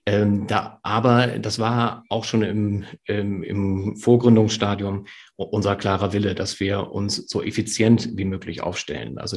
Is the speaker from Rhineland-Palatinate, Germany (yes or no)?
no; Lower Saxony, Germany; Friese, ich, äh, ich trinke ausschließlich nahezu Tee